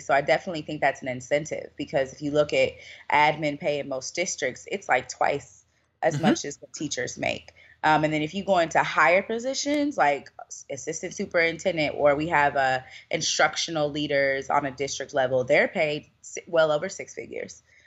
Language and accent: English; Louisville, Kentucky, United States; moved away as an adult; now in Louisiana, United States; I'm originally from Louisville, Kentucky